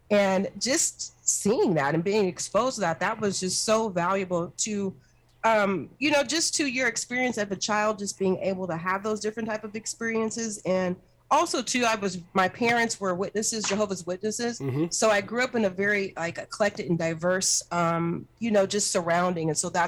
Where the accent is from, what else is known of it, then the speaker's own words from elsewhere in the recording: Seattle, Washington, United States; also born or lived in Berkeley, California / Northern California; Have been raised predominantly on the West Coast, Northern California. I was born in Berkeley. Migrated here to the Seattle area in the late 70s and was raised within King County, South Seattle.